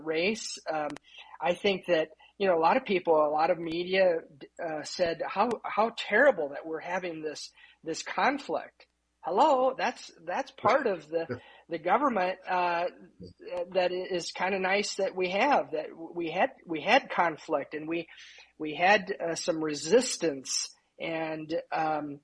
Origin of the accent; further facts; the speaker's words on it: Indiana, United States; also born or lived in Houston, Texas; I moved back to Indiana. I was from Indiana